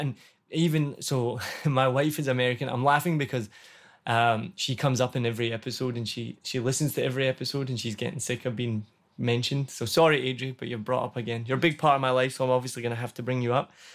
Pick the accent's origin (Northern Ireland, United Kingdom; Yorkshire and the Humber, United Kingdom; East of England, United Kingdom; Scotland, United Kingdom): Scotland, United Kingdom; now in Vietnam; I'm from Scotland